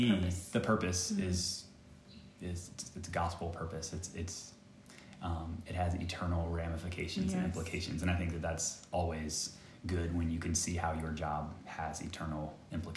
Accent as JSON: {"language": "English", "region": "Virginia", "country": "United States", "tie": "born or raised there", "moved": "as an adult", "lives_now": "Lilongwe, Malawi", "said": "I am from the U.S. I am from, grew up in Virginia, and I currently live in Lilongwe, Malawi"}